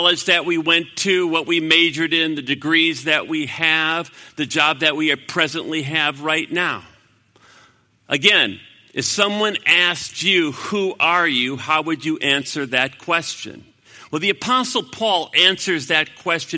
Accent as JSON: {"language": "English", "country": "United States"}